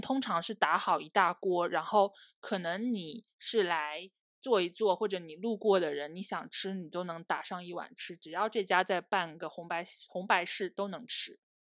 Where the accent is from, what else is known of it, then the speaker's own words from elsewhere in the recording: Zhangzhou, Fujian, China; moved away; also born or lived in Hangzhou; 也就是我的家乡，福建省漳州市